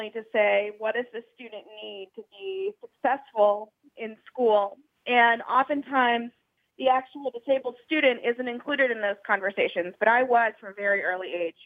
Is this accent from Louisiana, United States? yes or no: yes; Louisiana, United States; where I was growing up in Louisiana